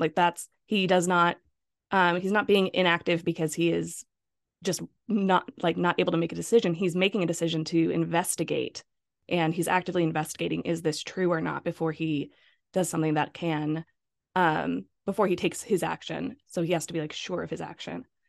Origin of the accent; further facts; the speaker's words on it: California, United States; growing up in California